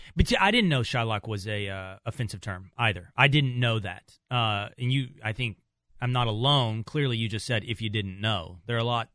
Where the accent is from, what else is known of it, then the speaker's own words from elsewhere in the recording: Texas, United States; moved away as an adult; growing up in Texas, like it's not a huge uh, Polish population